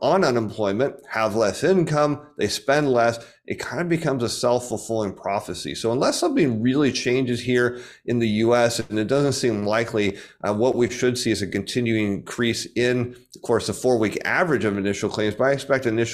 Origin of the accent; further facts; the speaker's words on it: United States; I, as an American